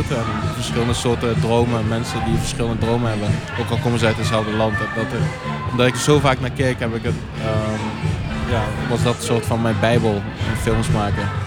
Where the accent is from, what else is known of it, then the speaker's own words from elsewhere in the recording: DR Congo; ik kom uit Congo, ik ben in Congo geboren.